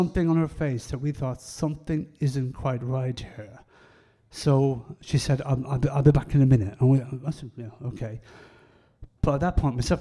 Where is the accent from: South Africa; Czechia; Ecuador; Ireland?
Ireland; I'm Irish and we speak very quickly.